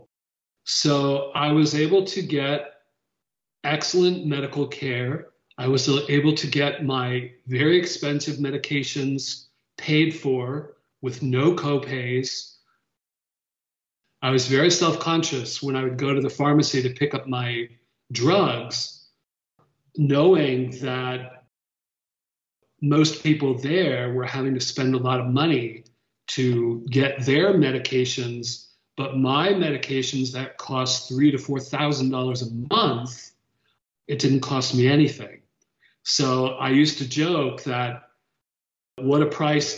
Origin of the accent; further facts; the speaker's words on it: Connecticut, United States; moved away as an adult; also born or lived in Washington, D.C.; now in Atlanta, United States; I moved home to my home state of Connecticut